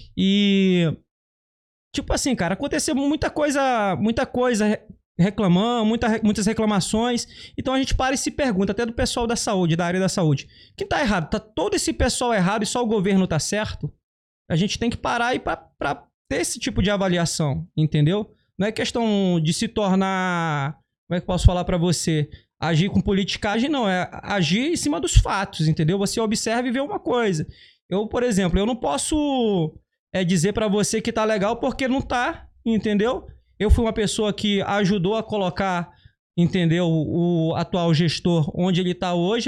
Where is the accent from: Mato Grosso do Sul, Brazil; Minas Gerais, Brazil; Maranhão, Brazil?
Maranhão, Brazil; Carutapera; also born or lived in Belém; now in Rio de Janeiro, Brazil; A minha cidade se chama Carutapera, significa Casa de Homem Branco